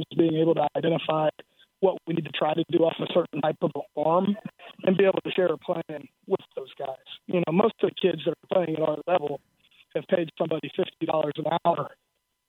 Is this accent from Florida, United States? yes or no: yes; South Florida, United States; moved away; also born or lived in Iowa; growing up in South Florida